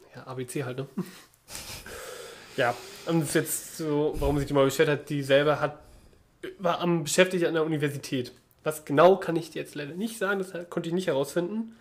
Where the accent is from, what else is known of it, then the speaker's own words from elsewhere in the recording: Mecklenburg-Vorpommern, Germany; now in Berlin, Germany; bei uns in Mecklenburg-Vorpommern war das anders. Da geht die Grundschule nicht bis zur sechsten Klasse, sondern nur wie es sein soll bis zur vierten